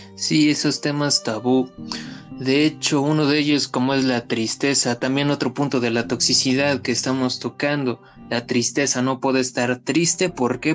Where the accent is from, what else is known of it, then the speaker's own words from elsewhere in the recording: Mexico; crecimos la mayoría aquí en México